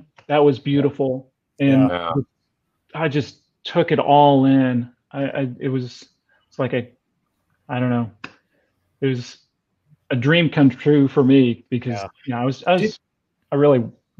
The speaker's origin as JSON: {"language": "English", "town": "Fort Worth", "region": "Texas", "country": "United States", "tie": "born or raised there", "accent": "Texan", "said": "Yeah, I grew up in Fort Worth, Texas, hence the accent. You can hear it when I get sick."}